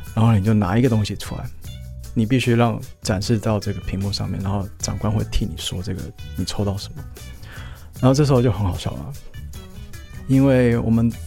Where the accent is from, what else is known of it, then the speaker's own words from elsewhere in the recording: Taipei, Taiwan; 我今年三十二岁，然后我从小在台湾长大，我是在台北出生的